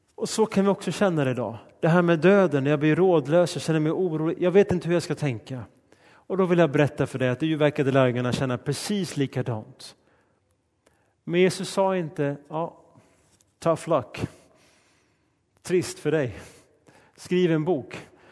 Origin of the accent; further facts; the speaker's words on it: Sweden; Mitt hemland är Sverige och min nationalitet är svensk